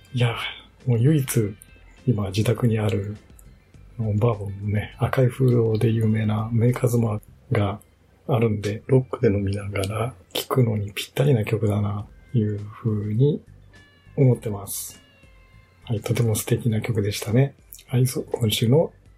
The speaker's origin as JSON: {"language": "Japanese", "region": "Shimane", "country": "Japan", "tie": "born or raised there", "moved": "yes", "lives_now": "Yokohama, Japan", "said": "私の実家がある島根"}